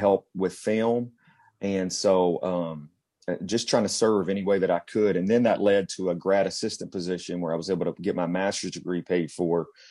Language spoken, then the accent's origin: English; Cynthiana, Kentucky, United States; moved away; I grew up in a small town just outside of Lexington, Kentucky, called Cynthiana